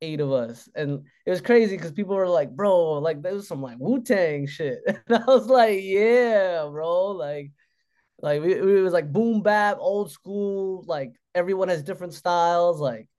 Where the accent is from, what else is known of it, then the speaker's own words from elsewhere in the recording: Juneau, Alaska, United States; in my hometown, Juneau.